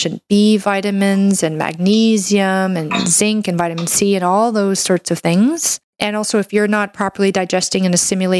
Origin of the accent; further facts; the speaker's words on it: Canada; I'm a Canadian medical doctor